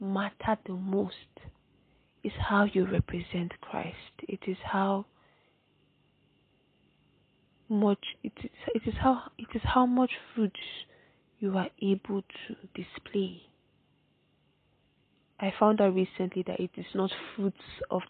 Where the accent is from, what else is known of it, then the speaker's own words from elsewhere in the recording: Nigeria; I'm a Nigerian girl